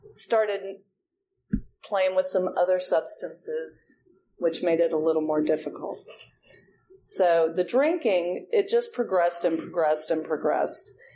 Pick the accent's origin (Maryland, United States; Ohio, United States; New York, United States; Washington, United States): Ohio, United States; moved away as an adult; also born or lived in Auburn, Alabama, United States; now in Atlanta, United States; I'm from Ohio. So I went to Auburn University, and that was a long way from home.